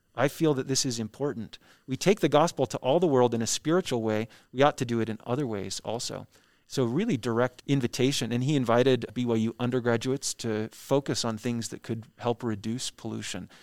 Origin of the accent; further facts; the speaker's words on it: Orem, Utah, United States; also born or lived in Nashville, Tennessee; I was born in Nashville, Tennessee, but I actually grew up here ten minutes away from the Bean Museum in, uh, Orem, Utah